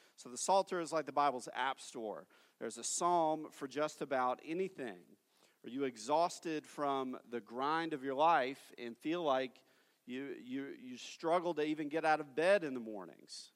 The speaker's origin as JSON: {"language": "English", "region": "Tennessee", "country": "United States", "tie": "born or raised there", "moved": "as an adult", "lives_now": "Fort Worth, United States", "said": "my hometown in Tennessee"}